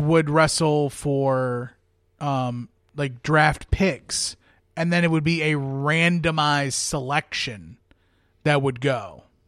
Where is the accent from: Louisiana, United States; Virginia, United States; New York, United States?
Virginia, United States; moved away; I'm originally from Virginia